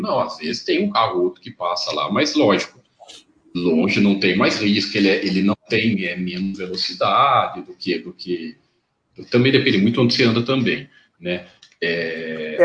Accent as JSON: {"language": "Portuguese", "region": "interior of São Paulo", "country": "Brazil", "said": "Eu sou aqui do, do, do interior de São Paulo"}